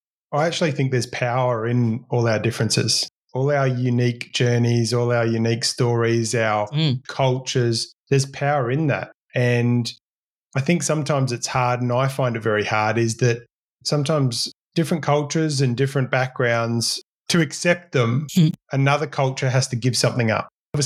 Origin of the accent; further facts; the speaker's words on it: Australia; And it's sad that in Australia, we can't celebrate us all being Australian.